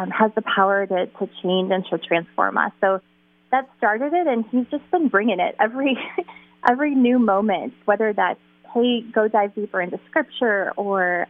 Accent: Toledo, Ohio, United States; moved away as an adult; I was born and raised in Toledo, actually, which was a wonderful place to grow up

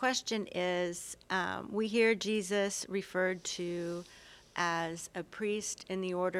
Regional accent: San Antonio, Texas, United States; San Antonio, Texas.

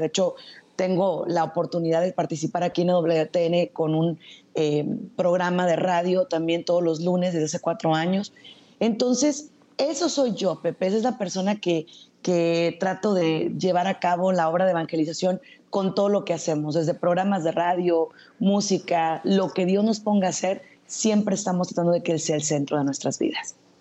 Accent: Zacatecas, Mexico; now in Tijuana, Mexico; yo soy zacatecana, soy mexicana

